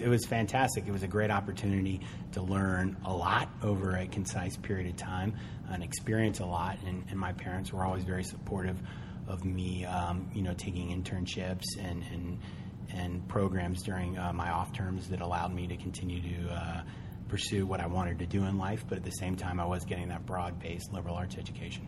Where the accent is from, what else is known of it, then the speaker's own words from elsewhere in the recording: Charlottesville, Virginia, United States; I am from Charlottesville, Virginia.